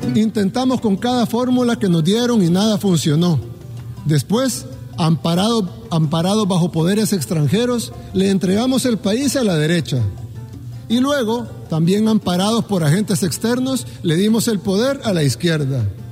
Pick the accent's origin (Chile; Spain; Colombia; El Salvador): El Salvador